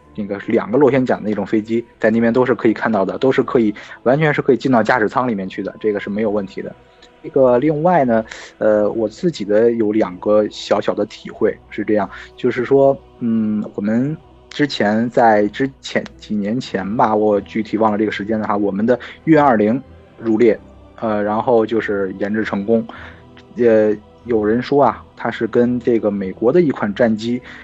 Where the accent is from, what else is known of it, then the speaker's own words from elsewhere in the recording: China; 作为一个中国人来讲